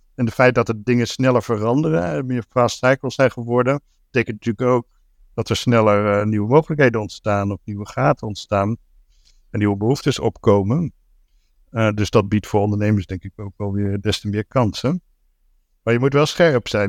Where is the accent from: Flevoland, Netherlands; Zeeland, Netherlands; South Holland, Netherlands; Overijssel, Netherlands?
Zeeland, Netherlands; moved away as an adult; also born or lived in Rotterdam; Ik ben eigenlijk opgegroeid in Zeeland. Ik ben in Rotterdam geboren. Toen ik drie was naar Zeeland verhuisd en daar tot mijn twintigste